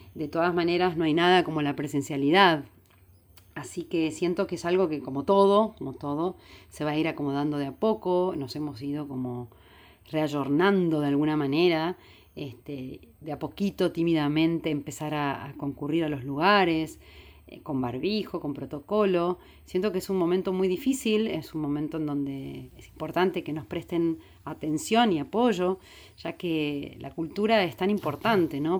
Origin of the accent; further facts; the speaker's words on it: San Luis, Argentina; yo vengo de la provincia de San Luis